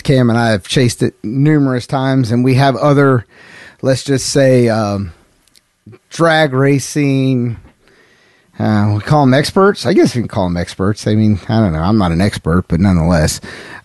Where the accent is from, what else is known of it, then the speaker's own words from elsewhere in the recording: the South, United States; I'm from the South.